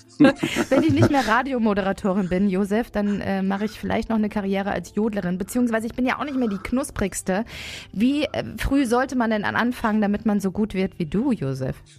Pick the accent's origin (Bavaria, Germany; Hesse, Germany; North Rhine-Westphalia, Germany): North Rhine-Westphalia, Germany; Sauerland; bei den Kühen im Sauerland in meiner Heimat